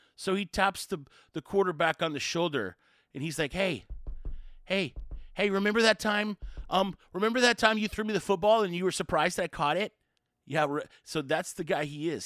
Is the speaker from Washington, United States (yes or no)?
no; Houston, Texas, United States; growing up outside Houston